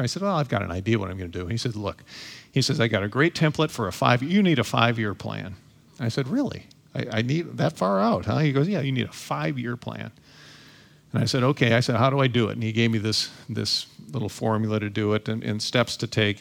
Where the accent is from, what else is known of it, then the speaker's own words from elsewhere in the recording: Toledo, Ohio, United States; I was born and raised in Toledo, Ohio.